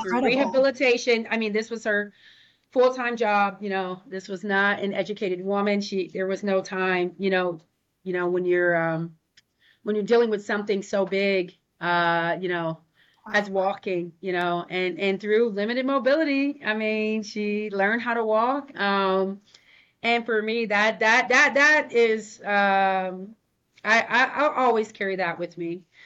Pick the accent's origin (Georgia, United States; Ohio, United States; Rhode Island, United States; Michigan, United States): Ohio, United States; now in Portland, United States; I am a classic Midwest girl. like I'm from Ohio, so I say hi